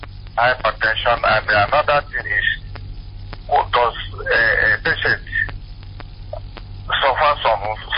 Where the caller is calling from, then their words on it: Owerri, Imo, Nigeria; I'm calling from Owerri.